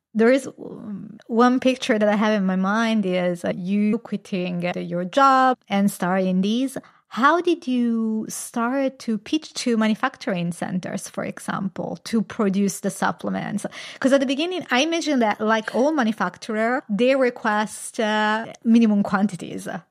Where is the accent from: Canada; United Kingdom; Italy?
Italy; I come from Italy. It's a very Catholic country